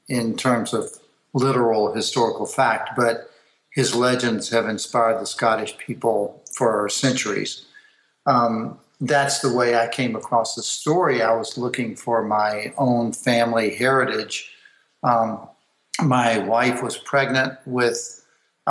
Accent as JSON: {"language": "English", "region": "the South", "country": "United States", "tie": "born or raised there", "said": "I grew up in the South"}